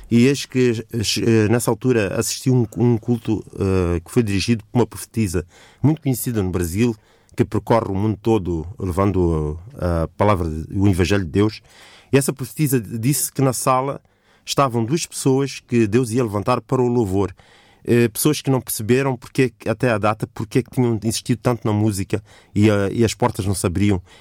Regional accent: Mozambique; participei num concurso em Moçambique, que é o meu país de origem

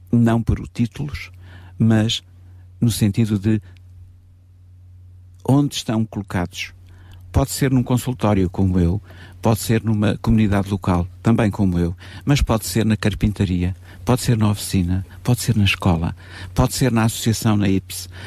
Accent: Sintra, Lisbon, Portugal; born there; Eh, eu nasci no Conselho de Sintra.

